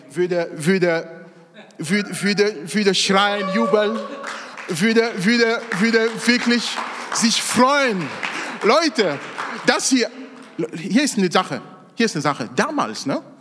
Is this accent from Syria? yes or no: no; Cameroon; Ich komme aus Kamerun, aus Afrika. Da gibt es bei weitem nicht so viele psychische Krankheiten wie hier.